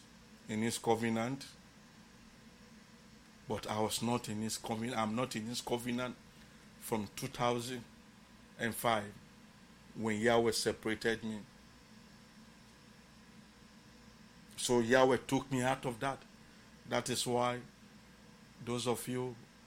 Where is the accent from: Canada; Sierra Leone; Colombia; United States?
Sierra Leone; Bonthe District, Southern Province; I came from Bont District and Island.